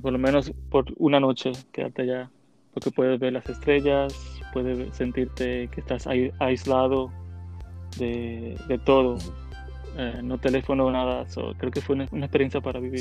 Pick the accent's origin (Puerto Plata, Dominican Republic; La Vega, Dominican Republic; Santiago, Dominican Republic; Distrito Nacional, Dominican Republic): Santiago, Dominican Republic; Santiago de los Caballeros; moved away as an adult; now in New York, United States; Nací en la República Dominicana, en Santiago, la República